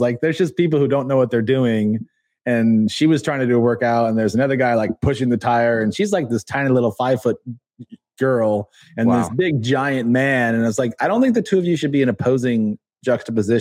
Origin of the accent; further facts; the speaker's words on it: Colorado Springs, Colorado, United States; moved away; I was actually born in Colorado. I was born in Colorado Springs.